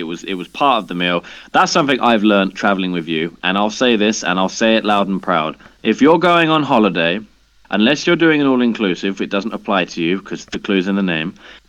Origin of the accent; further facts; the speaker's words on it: England, United Kingdom; I guess as an English person, you just expect rain and then expect cold.